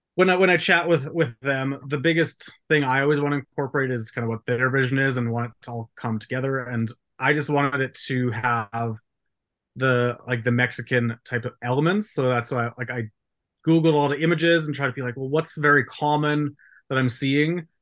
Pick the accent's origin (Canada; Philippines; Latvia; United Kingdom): Canada; I'm Canadian